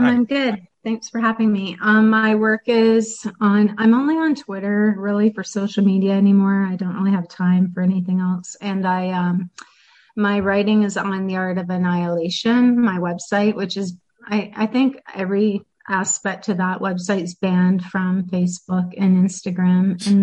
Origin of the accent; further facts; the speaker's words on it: Sweden; and …, I'm from Sweden.